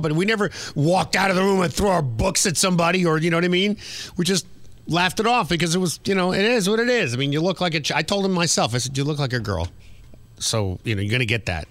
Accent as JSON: {"language": "English", "country": "United States", "tie": "born or raised there", "also_born_or_lived": "New Jersey / New York", "said": "When I grew up in New Jersey and New York, the work permit age was"}